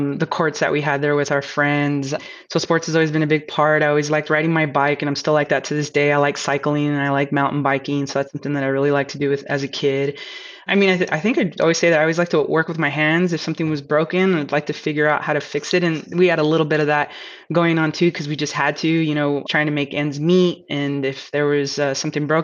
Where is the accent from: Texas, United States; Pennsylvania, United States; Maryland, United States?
Texas, United States; El Paso; I was born in El Paso, Texas, which is one of the bigger border towns that we have here in Texas